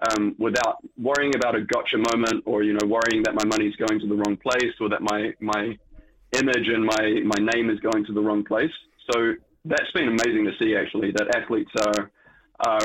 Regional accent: New Zealand; being a Kiwi

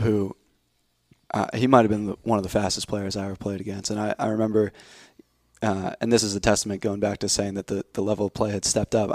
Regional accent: New Jersey, United States; I was born in New Jersey.

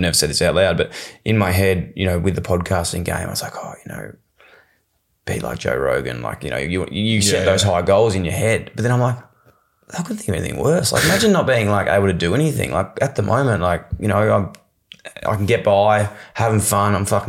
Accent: Melbourne, Victoria, Australia; born or raised there; also born or lived in Ballarat

